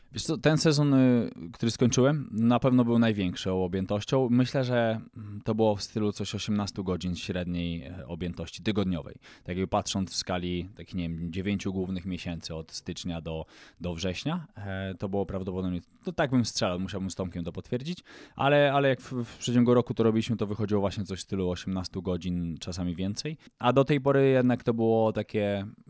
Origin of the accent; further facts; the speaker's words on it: Poland; nam Polakom